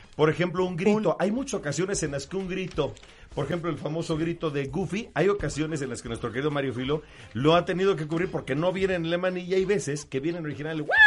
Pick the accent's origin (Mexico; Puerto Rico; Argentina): Mexico; accent: Mexican; Los mexicanos tenemos acento